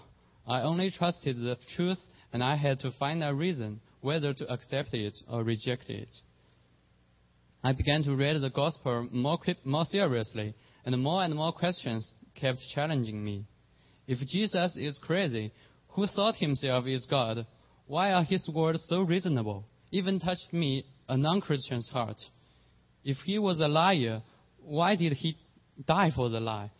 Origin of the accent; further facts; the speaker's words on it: China; moved away; There were several big churches in my hometown